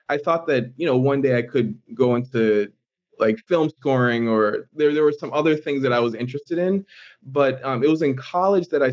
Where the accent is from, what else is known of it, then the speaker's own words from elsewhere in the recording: Boston, Massachusetts, United States; moved away as an adult; also born or lived in Honduras / Peru; now in Los Angeles, United States; born and raised in the Boston area